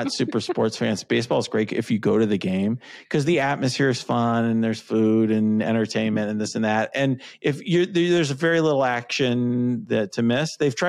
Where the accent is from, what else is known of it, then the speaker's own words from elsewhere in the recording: Chicago, Illinois, United States; So I'm a Chicagoan.